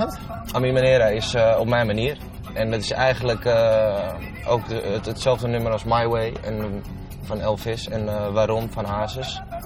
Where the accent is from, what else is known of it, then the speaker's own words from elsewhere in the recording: Landsmeer, North Holland, Netherlands; also born or lived in Amsterdam; ik ben eigenlijk op mijn vijfde volgens mij mijn vijfde, vierde, vijfde ben ik verhuisd van Amsterdam naar uh, Landsmeer